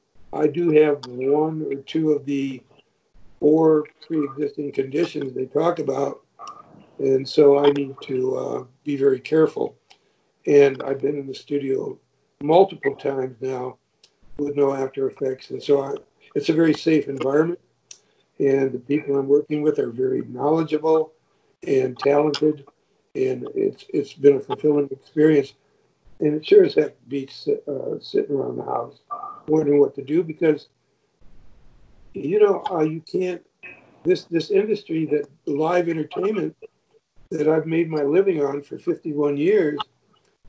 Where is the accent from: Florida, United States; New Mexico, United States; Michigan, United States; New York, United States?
Michigan, United States; moved away as an adult; now in Georgia, United States; I'm from Michigan, spent my whole life there